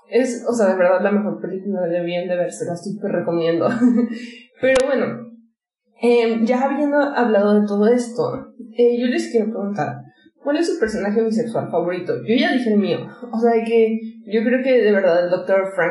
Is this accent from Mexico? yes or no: yes; Mexico; Porque creciendo en México